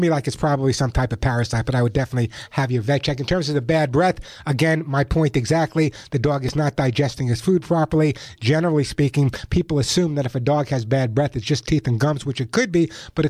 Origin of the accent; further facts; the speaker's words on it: California, United States; my home state of California